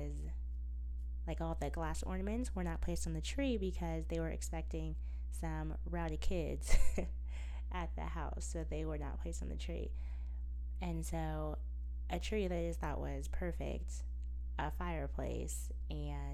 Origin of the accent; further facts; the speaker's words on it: United States; I'm from America